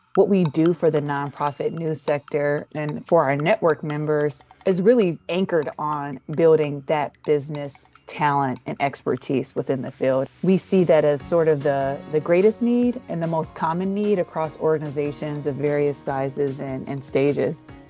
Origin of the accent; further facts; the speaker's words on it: Detroit, Michigan, United States; I'm from Detroit